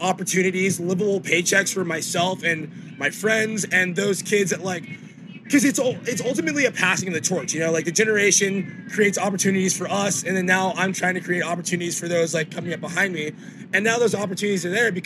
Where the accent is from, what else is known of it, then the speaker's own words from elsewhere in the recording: Los Angeles, California, United States; Academy, which is in my hometown.